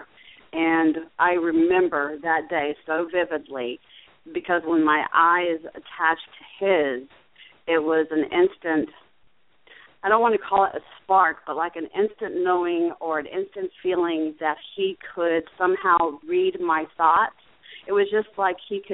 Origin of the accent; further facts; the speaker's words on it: Fort Myers, Florida, United States; also born or lived in Ocala, Florida / Jacksonville, Florida; I was born and raised in Fort Myers, Florida